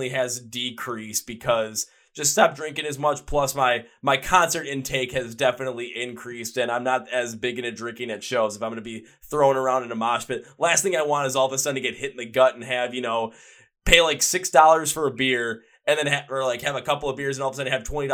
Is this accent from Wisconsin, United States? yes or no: yes; Milwaukee, Wisconsin, United States; my hometown in Milwaukee